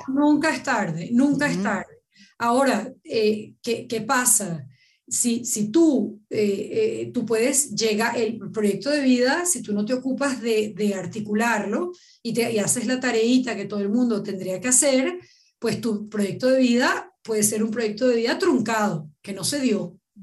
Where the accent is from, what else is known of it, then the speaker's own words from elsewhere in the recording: Venezuela; como venezolana que soy